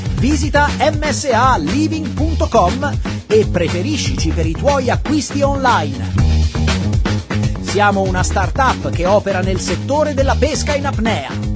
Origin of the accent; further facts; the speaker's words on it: Cagliari, Sardinia, Italy; Io sono di Cagliari, eh, quindi nato a Cagliari, vissuto a Cagliari e spero di morire a Cagliari